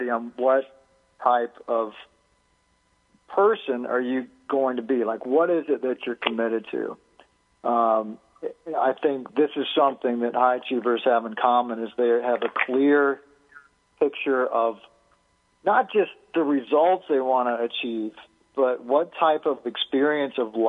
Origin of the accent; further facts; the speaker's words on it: Alabama, United States; We had to do a lot of wood chopping as a child. I grew up in Alabama